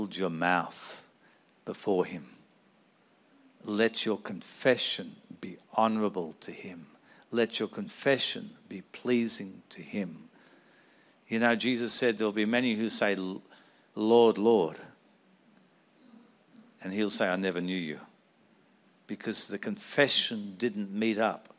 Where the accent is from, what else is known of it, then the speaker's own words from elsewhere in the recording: Sydney, New South Wales, Australia; I grew up in the Anglican Cathedral in Sydney